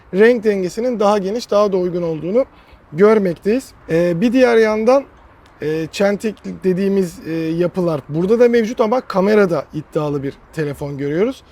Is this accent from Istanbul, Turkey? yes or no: no; Aydın, Turkey; moved away; ben Aydınlıyım